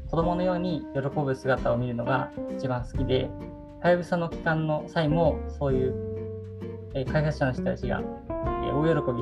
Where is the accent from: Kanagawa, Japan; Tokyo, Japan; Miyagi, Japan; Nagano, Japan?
Miyagi, Japan; Sendai; 自分の地元のの宮城でも仙台では教